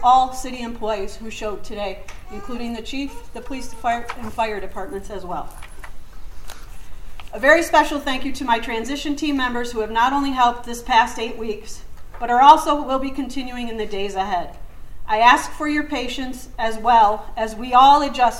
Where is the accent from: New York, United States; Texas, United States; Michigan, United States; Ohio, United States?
New York, United States; Jamestown; moved away; Jamestown is the Pearl City of Western New York, and it is not only my hometown, but it is a place I chose to return